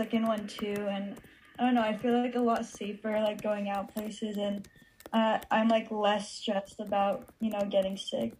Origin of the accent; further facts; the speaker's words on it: Hawaii, United States; moved away; Hawaii because I grew up there and a bunch of my family is still there.